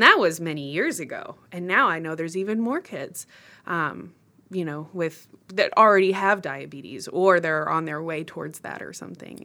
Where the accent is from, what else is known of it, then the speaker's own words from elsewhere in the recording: Austin, Texas, United States; I grew up in Austin